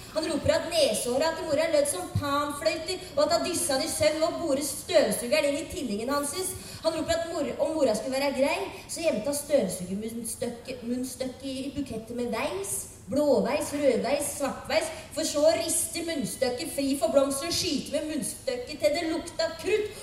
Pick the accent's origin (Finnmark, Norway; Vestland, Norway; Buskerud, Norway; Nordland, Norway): Buskerud, Norway; Drammen; jeg er fra Drammen